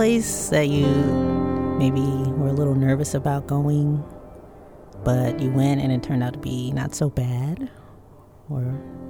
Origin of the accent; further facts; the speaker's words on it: United States; because I'm an American, quote unquote